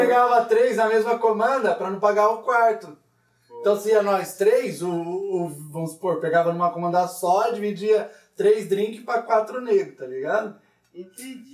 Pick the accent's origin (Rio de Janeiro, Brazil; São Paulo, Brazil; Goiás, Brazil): São Paulo, Brazil; Paulínia; eu sou lá de Paulínia